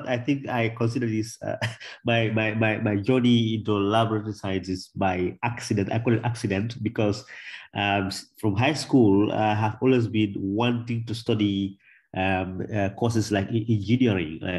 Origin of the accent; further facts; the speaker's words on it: Gambia; I was born and brought up in the Gambia